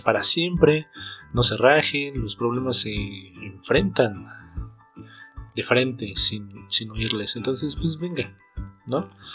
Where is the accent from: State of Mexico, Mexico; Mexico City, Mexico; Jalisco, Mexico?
State of Mexico, Mexico; Jilotepec; also born or lived in Toluca; Yo soy de un pueblo que se llama Gilotepec